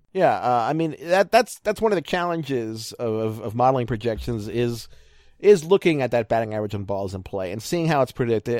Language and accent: English; Baltimore, Maryland, United States; moved away as an adult; now in Ohio, United States; I'm from Baltimore